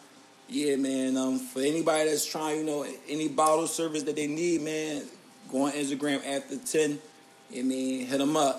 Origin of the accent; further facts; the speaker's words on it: Philadelphia, Pennsylvania, United States; I'm rocking hometown with my little hometown jersey. I'm going Philadelphia.